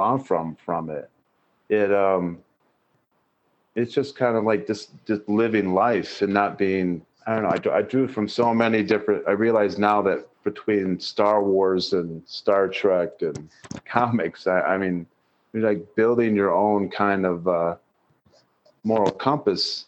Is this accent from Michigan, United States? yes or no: yes; Michigan, United States; moved away as an adult; also born or lived in Colorado; now in Minnesota, United States; I'm from Michigan. I grew up in the small town, but I lived in the middle of Michigan